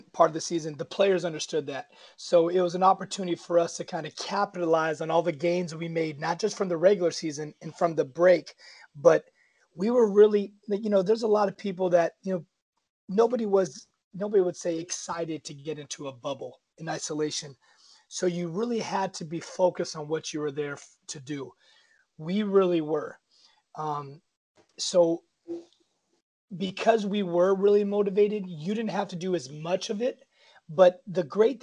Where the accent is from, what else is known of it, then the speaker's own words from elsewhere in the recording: Seattle, Washington, United States; moved away as an adult; now in Los Angeles, United States; my hometown of Seattle, the University of Washington